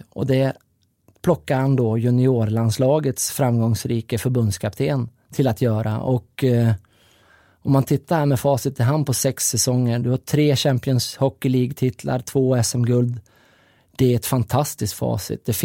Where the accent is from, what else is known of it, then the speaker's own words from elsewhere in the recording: Gothenburg, Västra Götaland, Sweden; så har man chansen att vara med där så då tycker jag absolut att man ska vara det, som göteborgare.